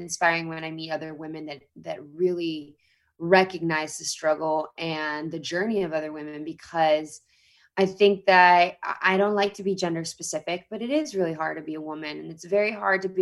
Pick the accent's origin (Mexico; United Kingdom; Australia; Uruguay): Mexico; Mexico City; moved away as an adult; now in Los Angeles, United States; I grew up in a country, Mexico, and I grew up in Mexico City in the 90s